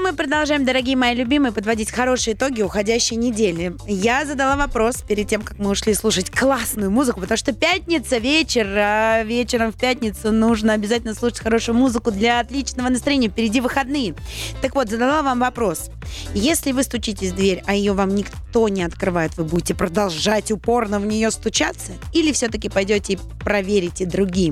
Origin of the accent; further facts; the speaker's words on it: Saint Petersburg, Russia; Петербурге, в моем родном городе